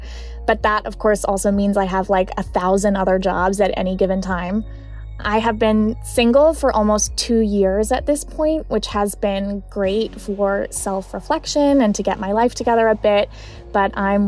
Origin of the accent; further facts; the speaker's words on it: Los Angeles, California, United States; now in New York City, United States; I'm 25 and I'm from Los Angeles, California, but I've spent the last few years living in New York City.